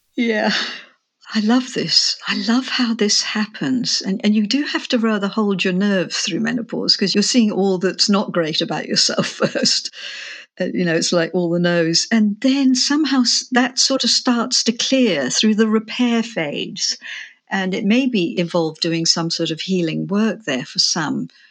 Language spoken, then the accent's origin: English; England, United Kingdom; moved away; also born or lived in Australia; I'm English, but I had lived in Australia for twenty-five years